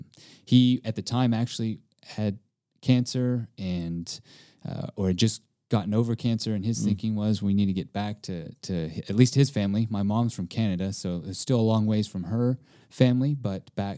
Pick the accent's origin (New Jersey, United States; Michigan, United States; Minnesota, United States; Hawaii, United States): Hawaii, United States; now in Texas, United States; by birth, I mean, I was born in Hawaii, but my heritage, my background, my mom is Japanese, and my father's half Japanese and Italian. And growing up in Hawaii, there's islanders.